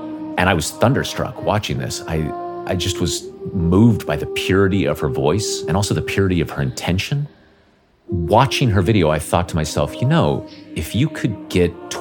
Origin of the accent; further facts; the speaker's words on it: Northern Nevada, United States; also born or lived in Las Vegas, Nevada; I grew up in Northern Nevada, and I really had no musical training.